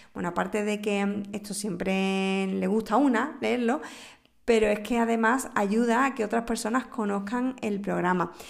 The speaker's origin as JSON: {"language": "Spanish", "area": "Moguer", "region": "Andalusia", "country": "Spain", "said": "el Nobel de Moguer de mi tierra"}